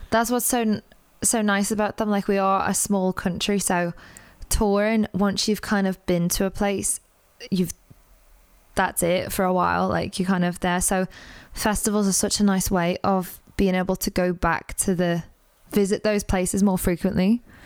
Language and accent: English; Liverpool, North West England, United Kingdom; I'm from Liverpool